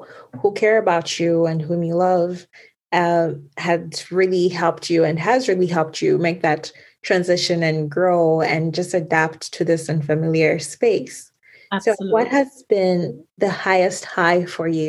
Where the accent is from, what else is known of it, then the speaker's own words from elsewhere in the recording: Zambia; moved away; I'm from Zambia